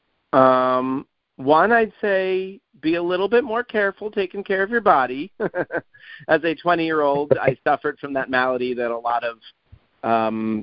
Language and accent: English; New York, United States; now in Columbia, MD, United States; which was where I grew up near New York City